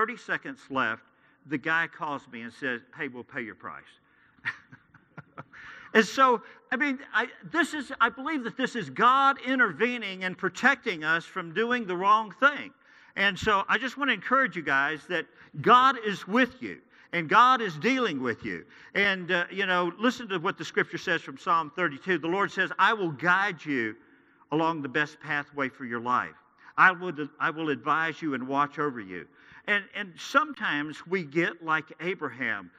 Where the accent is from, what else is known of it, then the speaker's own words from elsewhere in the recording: Santa Fe, New Mexico, United States; I grew up here in Santa Fe